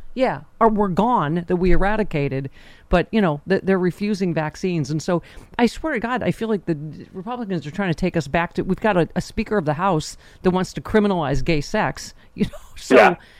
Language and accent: English; Buffalo, New York, United States; my hometown of Buffalo